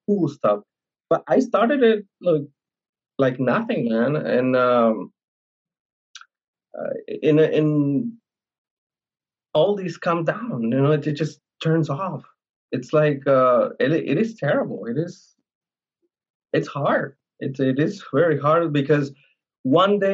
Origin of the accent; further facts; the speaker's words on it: Colorado, United States; moved away as an adult; also born or lived in Cancun, Mexico; now in Ukraine; I grew up in Colorado. I was there up until I was like around, I don't know, 20-something, 20, 26, 25